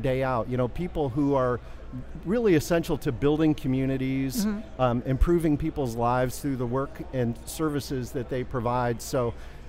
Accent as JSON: {"language": "English", "town": "Chicago", "region": "Illinois", "country": "United States", "tie": "born or raised there", "said": "my hometown of Chicago"}